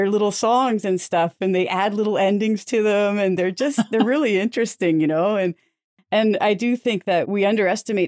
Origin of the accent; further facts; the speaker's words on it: Lively, Ontario, Canada; moved away; also born or lived in Toronto; I'm from Lively, Ontario, originally